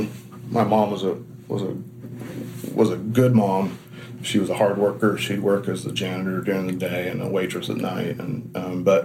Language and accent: English; Washington, United States; I was born in Washington State. I've never lived anywhere else